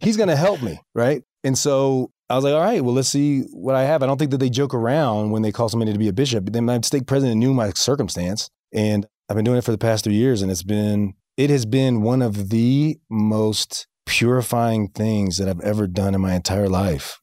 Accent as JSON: {"language": "English", "town": "Tallahassee", "region": "Florida", "country": "United States", "moved": "yes", "lives_now": "Springville, United States", "said": "I'm from the South"}